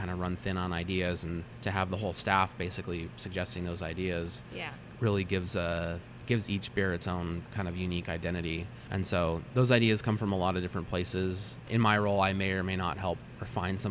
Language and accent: English; Meadow Vista, California, United States; I grew up kind of in the Sierra foothills outside of Auburn, a town called Meadow Vista